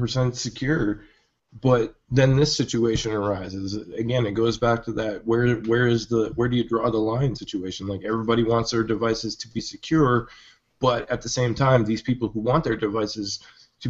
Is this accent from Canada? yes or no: yes; Canada; as a Canadian